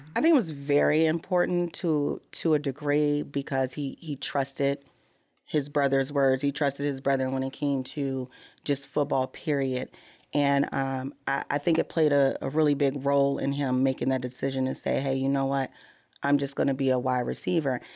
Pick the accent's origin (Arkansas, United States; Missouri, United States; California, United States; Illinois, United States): Missouri, United States; I'm from Missouri